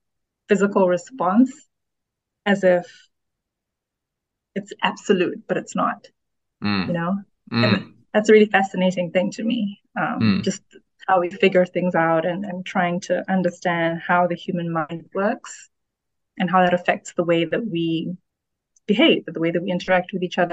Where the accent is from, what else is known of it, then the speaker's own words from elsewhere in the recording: Botswana; moved away as an adult; now in Ghana; I grew up in Botswana. I've only just moved back to Ghana, which is my country of origin